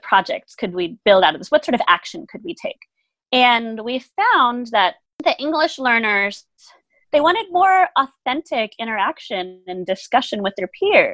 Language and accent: English; United States; first language German; English is a second language; I am actually a first-generation American. That's just not obvious because my parents are both from Germany. So I look white European. I've lived here my whole life, so I have the accent.